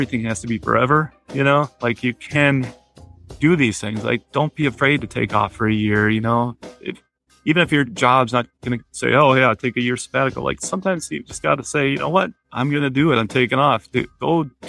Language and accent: English; United States; I'm a white male, I'm American